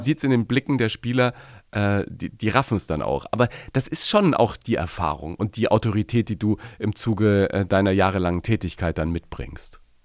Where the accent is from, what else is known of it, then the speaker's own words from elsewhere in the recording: Nuremberg, Bavaria, Germany; Ich als Nürnberger